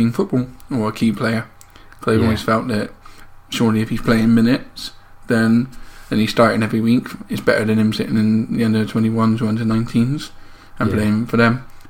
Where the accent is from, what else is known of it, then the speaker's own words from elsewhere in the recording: Bristol, South West England, United Kingdom; I am from Bristol